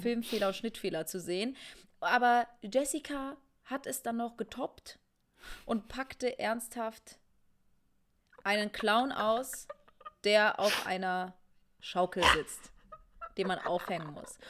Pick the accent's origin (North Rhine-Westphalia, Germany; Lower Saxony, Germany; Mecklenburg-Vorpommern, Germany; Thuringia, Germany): Thuringia, Germany; Rudolstadt; meiner Kleinstadt, wo ich herkomme, aus Rudolstadt.